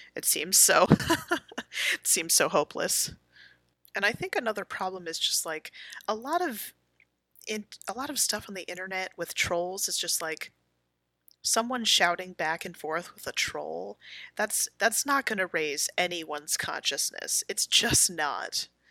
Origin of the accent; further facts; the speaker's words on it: United States; I'm an American